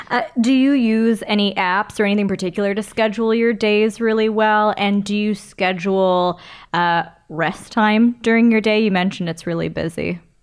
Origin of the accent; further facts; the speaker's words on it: Toronto, Ontario, Canada; I'm born and raised in Toronto. I've never actually lived elsewhere